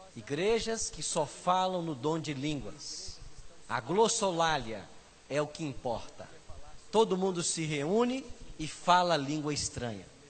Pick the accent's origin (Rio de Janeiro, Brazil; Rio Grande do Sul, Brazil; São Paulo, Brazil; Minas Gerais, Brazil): Minas Gerais, Brazil; Aimorés; moved away; Aimorés, conhece? Eu nasci lá